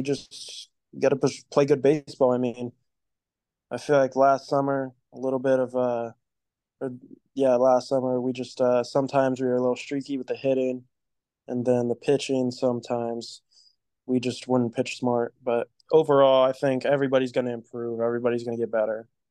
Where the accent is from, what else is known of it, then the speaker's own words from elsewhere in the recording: Columbus, Ohio, United States; now in Cincinnati, United States; I'm from Columbus, Ohio. I moved down to Cincinnati when I was in the seventh grade